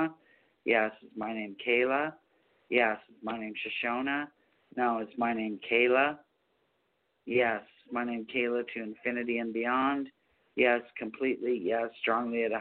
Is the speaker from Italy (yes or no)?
no; Canada; I'm from Canada